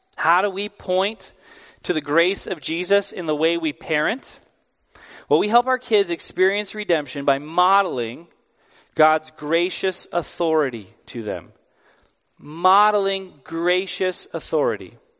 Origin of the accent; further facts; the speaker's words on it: East Coast, United States; I'm from the East Coast.